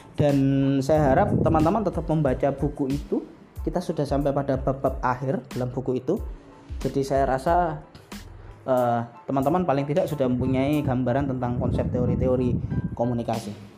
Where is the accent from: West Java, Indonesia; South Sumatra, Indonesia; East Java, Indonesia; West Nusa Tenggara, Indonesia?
East Java, Indonesia; Surabaya; di kampung saya, di Jawa Timur, di kampung saya, di Surabaya